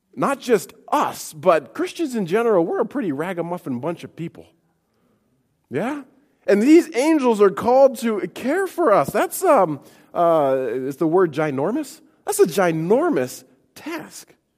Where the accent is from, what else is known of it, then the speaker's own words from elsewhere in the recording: Montana, United States; moved away; I grew up in Montana